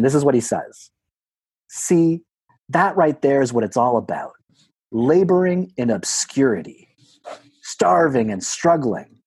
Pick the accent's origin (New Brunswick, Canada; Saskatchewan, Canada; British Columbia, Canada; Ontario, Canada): Ontario, Canada; Burlington; moved away; my hometown of Burlington